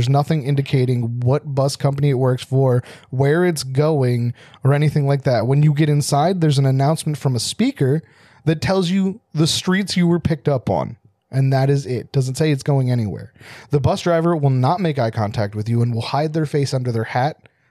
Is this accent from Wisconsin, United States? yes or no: no; New Jersey, United States; I'm not from Philadelphia. Also, I'm from New Jersey, so that's why he couldn't say Germantown right.